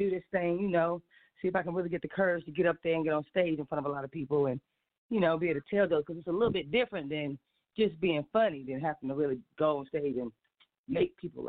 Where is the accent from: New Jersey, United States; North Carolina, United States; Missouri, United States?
North Carolina, United States; Charlotte; I am originally from the Queen City, born and raised right here in Charlotte. I love to call myself the queen of the Queen City because, you know, I'm born and raised.